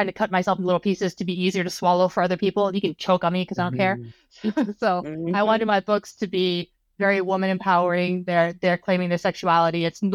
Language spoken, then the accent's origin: English; Hawaii, United States; moved away as an adult; I was born and raised in Hawaii, and then I moved to the mainland as soon as I turned 18